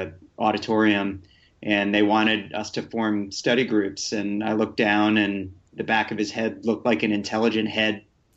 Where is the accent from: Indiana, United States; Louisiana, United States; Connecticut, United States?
Connecticut, United States; West Hartford; now in San Francisco, United States; I grew up in West Hartford, Connecticut. And I moved to the San Francisco area in 1987, which is the year I finished college on the East Coast.